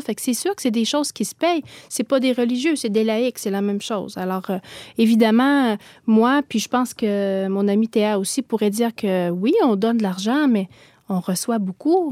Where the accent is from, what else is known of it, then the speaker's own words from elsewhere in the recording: Gaspésie, Quebec, Canada; je viens de la Gaspésie, d'une famille là où la foi, c'était comme la première communion